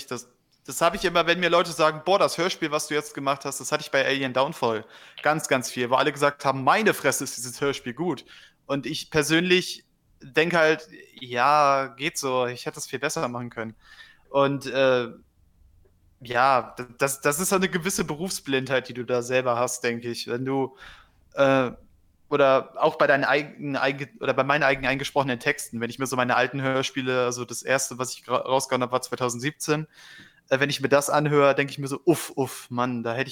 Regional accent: Northern Germany, Germany; accent: North German; Ich habe ich habe den norddeutschen Dialekt von Geburt an drin, den kann ich ganz gut sprechen. Ja, ne, so, so das, was Kadi schnack, schnacken tut, so das Norddeutsche.

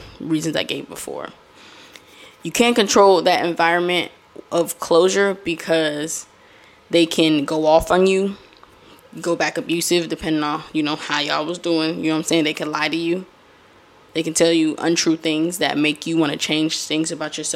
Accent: Florida, United States; accent: Florida; I am from Florida.

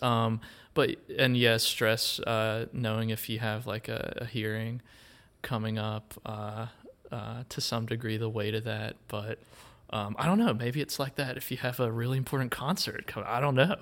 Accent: Wilkes County, North Carolina, United States; growing up in Wilkes County, you know, we have Merle Fest, and so I would go to that. uh, as a kid and still go

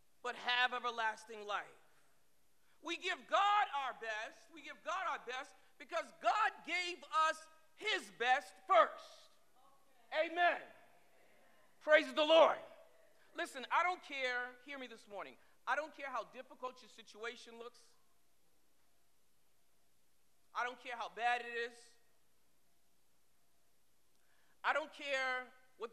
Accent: Boston, Massachusetts, United States; I was born over on Hallworthy Street. You know, they call it H Block now. But when I grew up there, it was still the hood

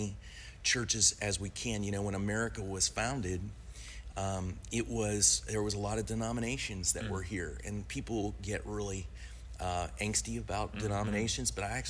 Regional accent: Indianapolis, Indiana, United States; I am from Indianapolis, and we pastor a church called Life Church that's there

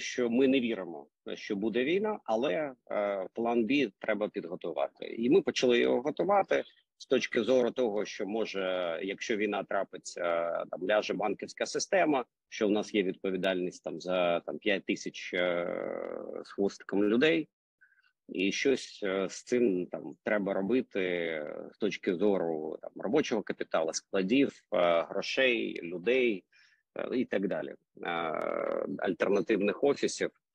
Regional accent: Kyiv, Ukraine; accent: Russian accent; як киянин погано знає українську мову і з таким російським акцентом розмовляю

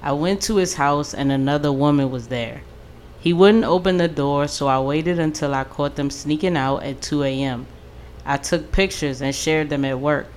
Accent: Largo, Maryland, United States; My area. I'm from Largo.

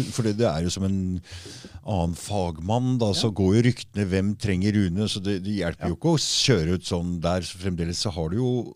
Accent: Norway; Så jeg er nordmann

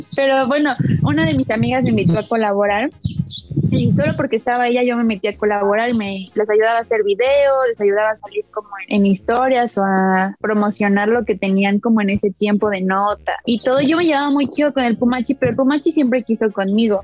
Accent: Mexico City, Mexico; nací y en vivo en la Ciudad de México

